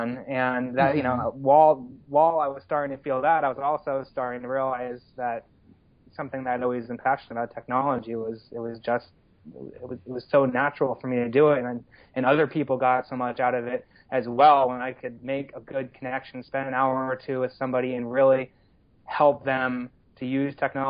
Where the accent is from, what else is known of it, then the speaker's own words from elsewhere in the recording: Long Valley, New Jersey, United States; moved away as an adult; also born or lived in Carlisle, Pennsylvania / Asheville, North Carolina; I grew up in Long Valley, New Jersey, northern New Jersey, about an hour from New York City and a half hour from the Pennsylvania border